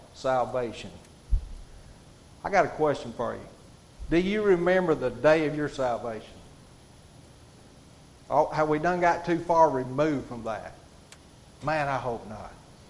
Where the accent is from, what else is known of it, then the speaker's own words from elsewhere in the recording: Hatton, United States; Y'all forgive me, I'm from Hatton. I get tongue-tied a little bit.